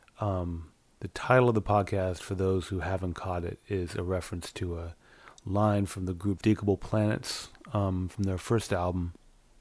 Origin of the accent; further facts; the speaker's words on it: Portland, Oregon, United States; moved away as an adult; now in New York, United States; I've been out here for 23 years after growing up in Portland, now more than half my life